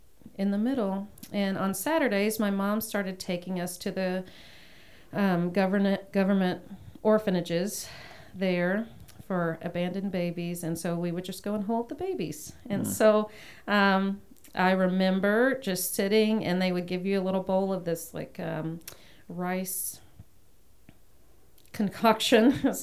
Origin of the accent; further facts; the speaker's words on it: Bangkok, Thailand; So, I mean, when I think of growing up in Bangkok, it was a very idyllic childhood.